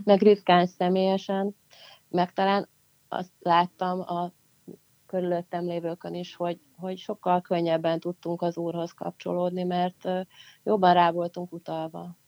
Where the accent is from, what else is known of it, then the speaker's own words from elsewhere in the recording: Pécs, Baranya, Hungary; Pécs után, ami szintén nagyon-nagyon-nagyon mm. nagyon szerethető város, ahol születtem is